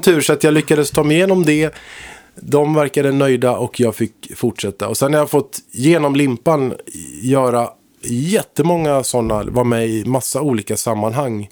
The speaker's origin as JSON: {"language": "Swedish", "town": "Högsby", "region": "Kalmar County", "country": "Sweden", "tie": "born or raised there", "moved": "yes", "said": "jag kommer ifrån Småland från början, en liten by där"}